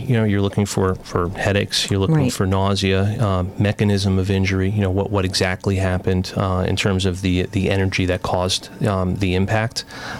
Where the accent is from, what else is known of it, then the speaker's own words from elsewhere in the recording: Long Island, New York, United States; moved away as an adult; now in Waterbury, United States; I grew up in Long Island